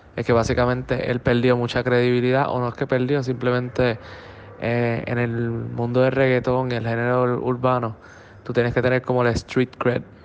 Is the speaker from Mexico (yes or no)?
no; Puerto Rico; siendo boricua